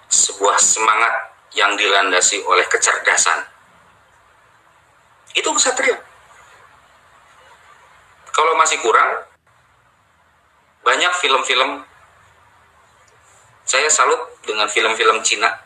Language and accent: Indonesian; Java, Indonesia; yang jelas Bapak orang Jawa saya juga orang Jawa di Pulau Jawa maksudnya kita adalah orang Indonesia